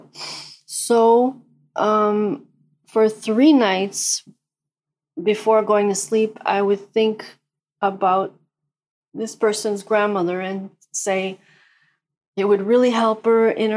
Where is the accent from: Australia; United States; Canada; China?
Canada; Quebec; I'm from Canada, Quebec, Canada